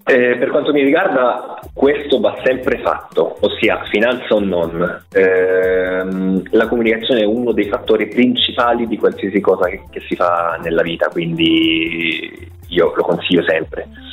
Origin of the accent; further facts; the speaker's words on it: Rome, Lazio, Italy; moved away as an adult; now in Switzerland; io in verità attualmente mi trovo in Svizzera, però sì, sono romano.